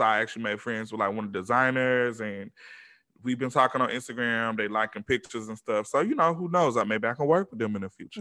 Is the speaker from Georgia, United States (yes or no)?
yes; Atlanta, Georgia, United States; I'm from Atlanta